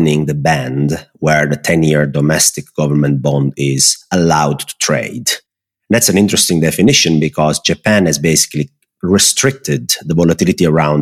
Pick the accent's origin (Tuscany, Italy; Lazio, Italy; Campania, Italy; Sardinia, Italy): Campania, Italy; close to the Amalfi Coast, Naples; moved away as an adult; also born or lived in Netherlands; I live basically 70% of my time in the south of Italy, where I'm from